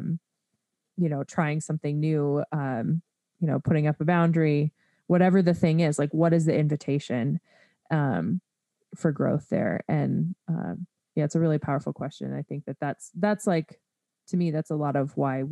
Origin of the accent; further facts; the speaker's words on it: United States; being an American